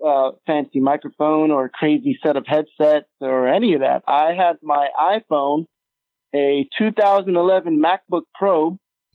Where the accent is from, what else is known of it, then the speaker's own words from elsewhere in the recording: New Jersey, United States; I grew up in Jersey